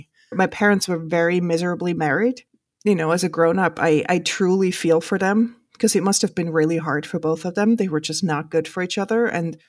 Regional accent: Switzerland; English is a second language; now in New York, United States; I grew up in the Swiss countryside and I would gather the kids at night to play games outside

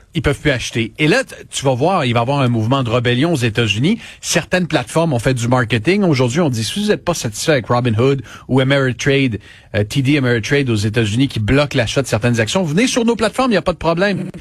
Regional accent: Quebec, Canada; c'est chez nous, à Laval, au Québec

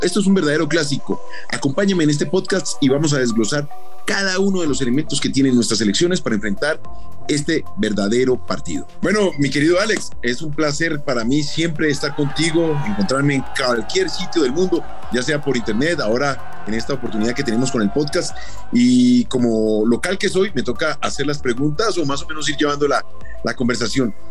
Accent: Colombia; como somos los colombianos.

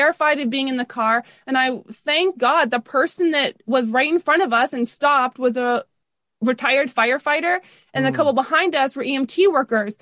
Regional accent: Toronto, Ontario, Canada; I grew up in the Toronto area. So we grew up north of Toronto a little bit on Steeles. I'm going to say Rexdale

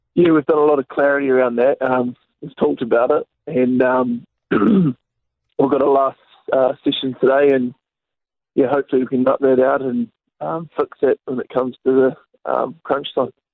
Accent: South Island, New Zealand; I'm from the South Island

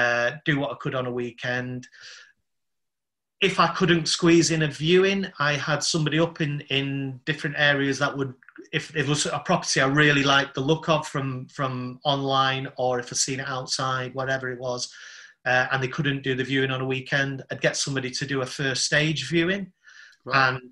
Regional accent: London, United Kingdom; Yeah, Southeast London.

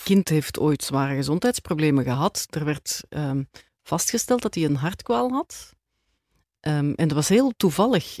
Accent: Edegem, Flanders, Belgium; moved away as an adult; also born or lived in Turnhout / Antwerp; now in Grimbergen, Belgium; ik heb eigenlijk heel mijn jeugd in Edegem doorgebracht

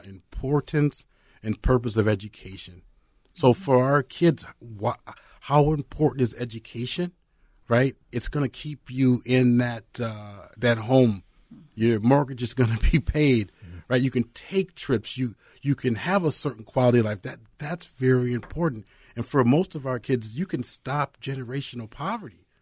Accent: Apple Valley, United States; also born or lived in Nebraska / Iowa; I'm from Apple Valley High School

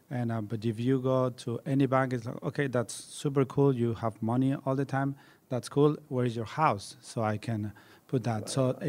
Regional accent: Mexico; I'm from Mexico.

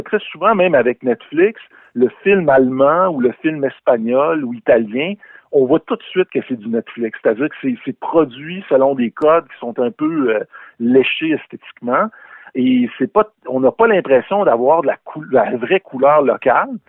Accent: Quebec, Canada; notre histoire québécoise

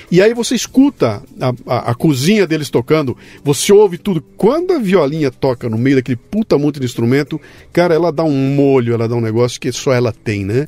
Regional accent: Bauru, São Paulo, Brazil; a trilha sonora minha, da minha infância, era o que tocava no rádio na época. Tinha, sou de Bauru

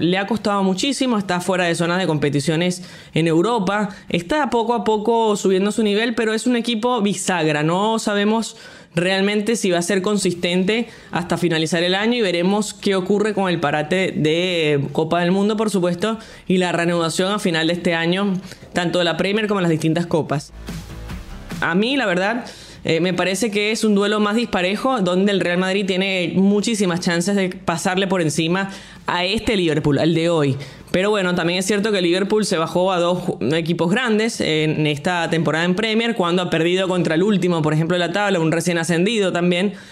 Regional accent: Venezuela; yo siendo venezolana y periodista

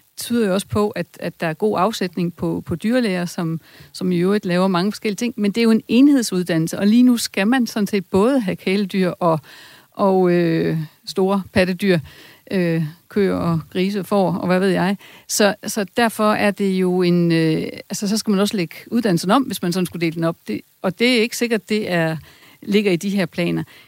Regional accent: Esbjerg, Southern Denmark, Denmark; Jeg er selv fra Esbjerg

